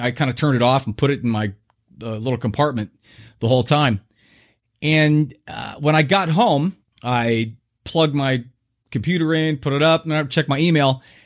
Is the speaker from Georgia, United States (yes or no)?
no; Southern California, United States; moved away; I was born in Southern California